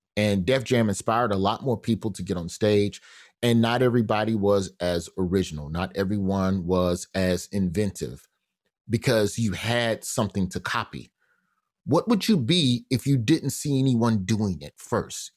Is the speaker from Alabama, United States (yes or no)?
yes; Birmingham, Alabama, United States; also born or lived in Memphis; Birmingham, which is where I grew up